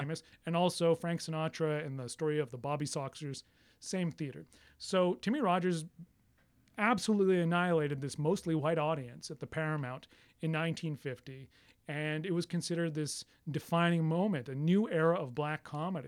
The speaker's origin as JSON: {"language": "English", "country": "Canada", "said": "I'm Canadian"}